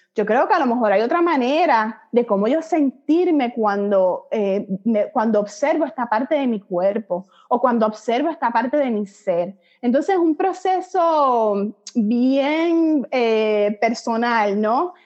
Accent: Puerto Rico; moved away as an adult; now in Miami, United States; soy puertorriqueña, nacida y criada en la isla

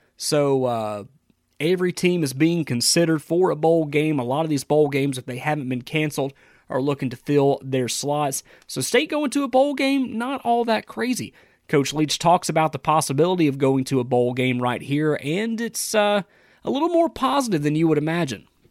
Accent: Georgia, United States; my home state of Georgia

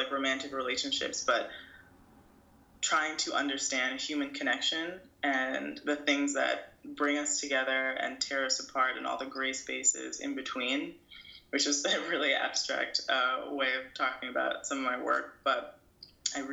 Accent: New York City, New York, United States; born or raised there; moved away as an adult; also born or lived in Brooklyn, New York; now in Los Angeles, United States

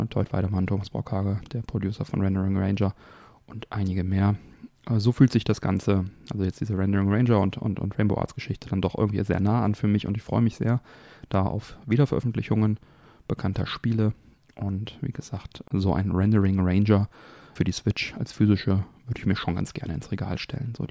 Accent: Kaarst, North Rhine-Westphalia, Germany; die hier in meiner Heimatstadt Karst saßen. Man hatte da also schon als Kind immer die Geschichten gehört.

